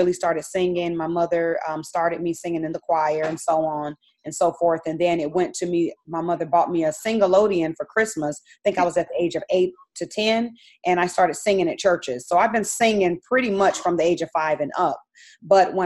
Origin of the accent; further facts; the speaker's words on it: Phoenix, Arizona, United States; I'm actually from Phoenix, Arizona. So I'm from the land of the, wilderness. It's very hot there. So I grew up in the heat